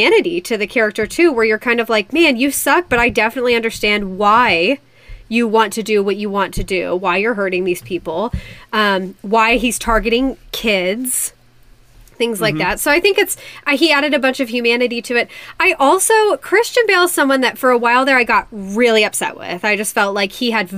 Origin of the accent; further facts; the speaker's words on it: Indiana, United States; I'm from Indiana